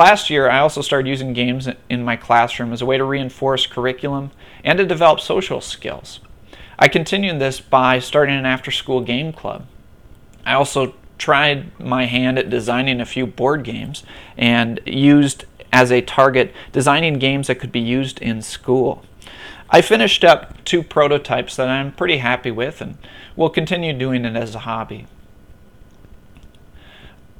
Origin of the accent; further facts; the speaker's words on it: Minnesota, United States; now in Buffalo, United States; I'm originally from Minnesota